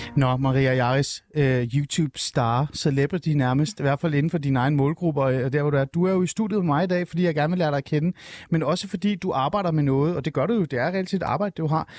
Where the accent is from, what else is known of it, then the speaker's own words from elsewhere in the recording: Denmark; also born or lived in Shiraz, Iran; Jeg kom til Danmark, da jeg var fem år